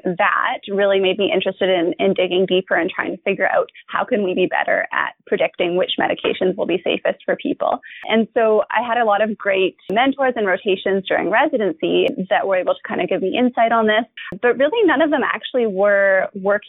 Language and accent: English; Vancouver, British Columbia, Canada; I'm from Vancouver, BC, born and bred Vancouverite